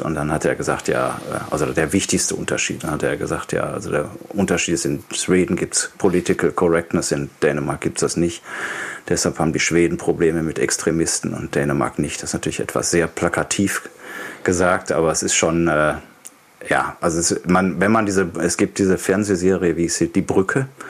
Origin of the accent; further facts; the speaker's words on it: Germany; moved away as an adult; also born or lived in Denmark; now in Copenhagen, Denmark; als, als Deutscher, wenn man aus einem, aus einem Land kommt, wo 83 Millionen Menschen leben, und dann in ein Land zieht mit 5,8 Millionen